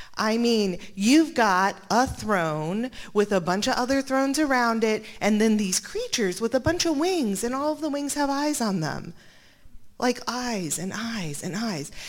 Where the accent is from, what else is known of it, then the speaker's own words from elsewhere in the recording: Montana, United States; I was born in Montana